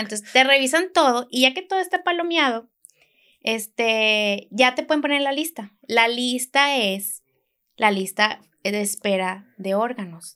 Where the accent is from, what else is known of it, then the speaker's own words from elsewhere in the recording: Hermosillo, Sonora, Mexico; now in Monterrey, Mexico; soy de Hermosillo, vivo aquí en Monterrey desde hace muchos años